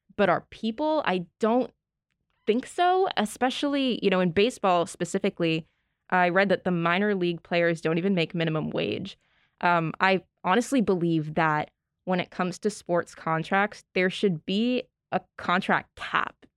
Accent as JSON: {"language": "English", "region": "Northeast", "country": "United States", "said": "we're from the Northeast"}